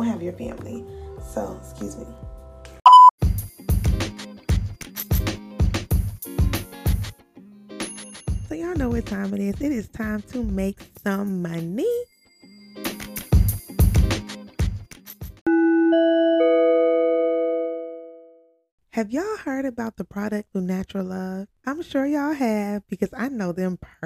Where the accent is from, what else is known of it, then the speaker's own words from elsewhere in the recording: Georgia, United States; moved away as an adult; I'm from Georgia